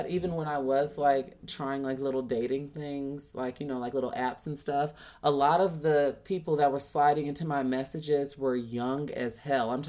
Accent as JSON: {"language": "English", "town": "Chicago", "region": "Illinois", "country": "United States", "tie": "born or raised there", "said": "with me growing up in Chicago, I wasn't bullied per se"}